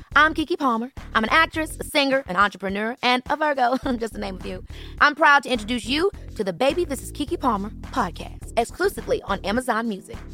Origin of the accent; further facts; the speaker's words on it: United Kingdom; I'm too I'm too British